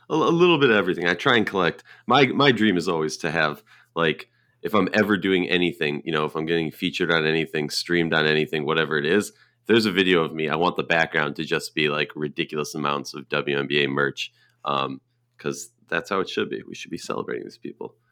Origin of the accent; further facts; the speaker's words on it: Minnesota, United States; we're both from Minnesota